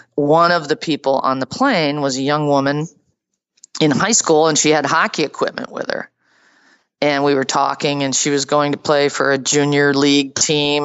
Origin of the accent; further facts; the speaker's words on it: suburban Boston, Massachusetts, United States; I grew up in, you know, suburban Boston